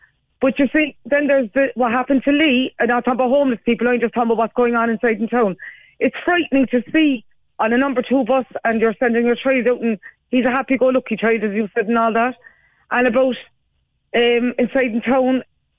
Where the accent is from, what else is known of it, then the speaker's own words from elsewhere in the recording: Cork, County Cork, Ireland; I was on before in Born and Bred in the North Side.